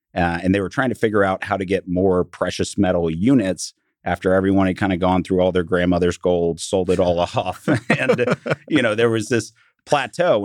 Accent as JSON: {"language": "English", "town": "Dallas", "region": "Texas", "country": "United States", "tie": "born or raised there", "said": "I grew up in Dallas, went to Highland Park High School"}